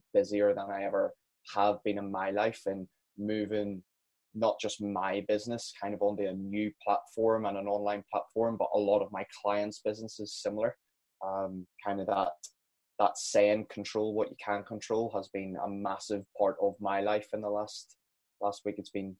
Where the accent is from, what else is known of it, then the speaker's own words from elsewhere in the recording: Northern Ireland, United Kingdom; now in Scotland, United Kingdom; I'm originally from Northern Ireland. We're currently based in Scotland